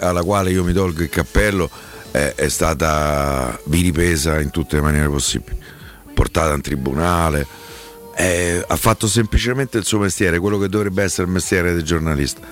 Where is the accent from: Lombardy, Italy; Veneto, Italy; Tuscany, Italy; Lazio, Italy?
Lazio, Italy; Rome; io sono cresciuto lì a Piazzare di Roma